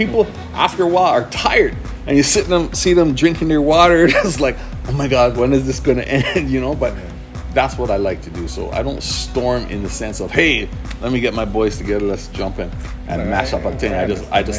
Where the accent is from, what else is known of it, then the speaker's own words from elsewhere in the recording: Antigua & Barbuda; moved away; back in Antigua, I'm from Antigua